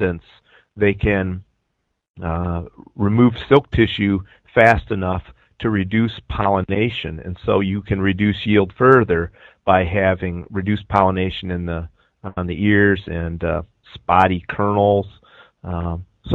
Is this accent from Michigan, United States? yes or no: yes; Michigan, United States; moved away as an adult; also born or lived in Arizona; now in Illinois, United States; I'm originally from Michigan